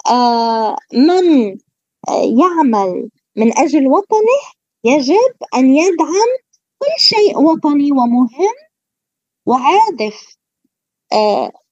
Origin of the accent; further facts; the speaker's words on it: Palestine; الغريب وكل أهالينا الكرام الفلسطينيين على امتداد كامل التراب الفلسطيني والأسرى البواسل في السجون وعلى كل آه. بلدنا فلسطين